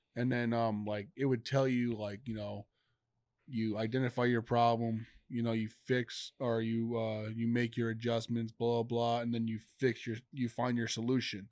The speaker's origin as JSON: {"language": "English", "region": "New York", "country": "United States", "moved": "as an adult", "said": "I'm from New York."}